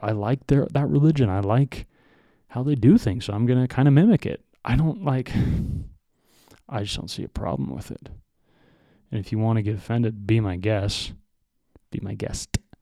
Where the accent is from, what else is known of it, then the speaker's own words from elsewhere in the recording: United States; we are white Americans